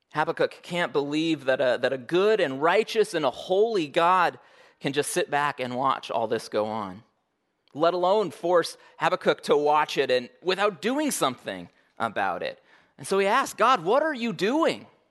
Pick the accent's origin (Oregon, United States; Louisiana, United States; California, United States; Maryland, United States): Oregon, United States; now in Alaska, United States; I was born in Oregon